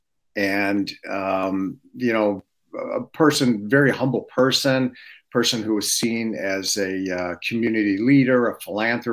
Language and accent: English; Detroit, Michigan, United States; I was born and raised in Detroit